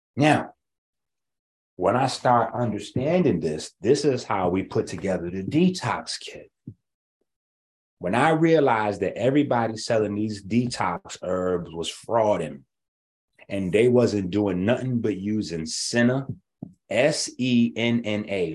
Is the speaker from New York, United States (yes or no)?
yes; New York, United States; I'm from New York.